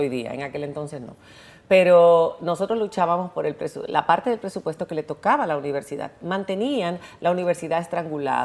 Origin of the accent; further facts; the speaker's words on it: Santo Domingo, Dominican Republic; moved away as an adult; also born or lived in Spain; yo crecí en la UAS